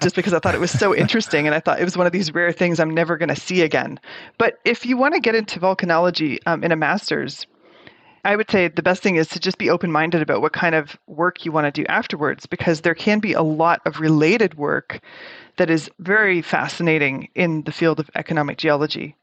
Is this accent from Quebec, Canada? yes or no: no; Toronto, Ontario, Canada; I grew up in Toronto, Canada